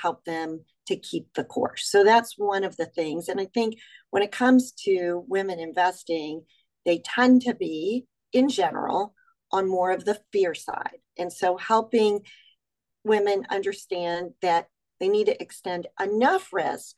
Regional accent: Texas, United States; I grew up in Texas

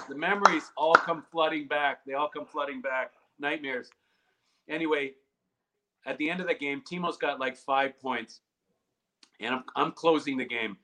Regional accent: Canada; being a Canadian

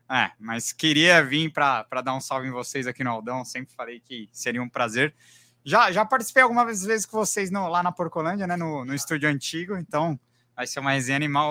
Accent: ABC Paulista, São Paulo, Brazil; eu sou do ABC

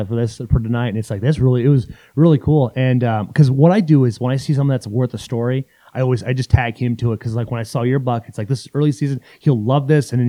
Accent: Iowa and southern Minnesota, United States; I grew up in Iowa and in southern Minnesota

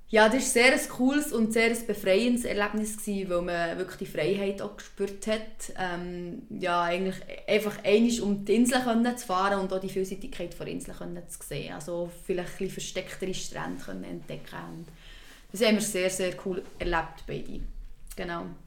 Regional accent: Switzerland; bei uns in der Schweiz

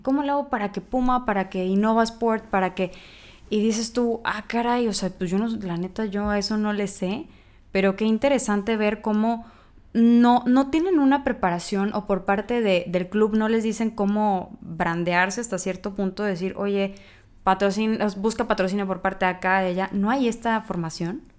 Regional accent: Sinaloa, Mexico; now in Monterrey, Mexico; yo no soy de aquí, soy de Sinaloa, pero llegar aquí a Monterrey

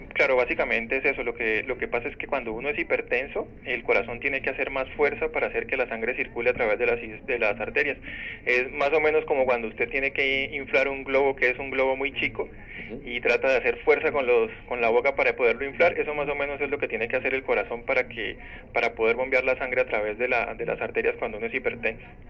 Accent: Colombia; yo soy de Colombia

